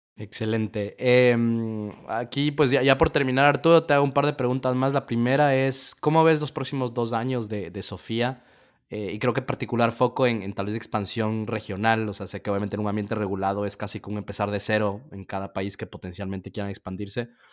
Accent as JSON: {"language": "Spanish", "country": "Ecuador", "said": "de donde soy yo en Ecuador"}